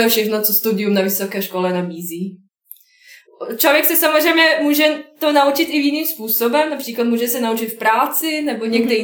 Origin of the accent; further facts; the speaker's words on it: Bosnia & Herzegovina; Czech is a second language; moved away as an adult; now in Prague, Czech Republic; pocházím z Bosny